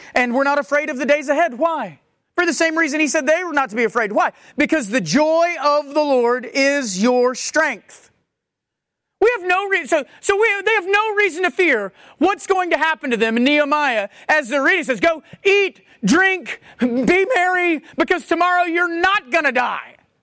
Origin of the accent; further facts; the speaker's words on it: United States; as American Christians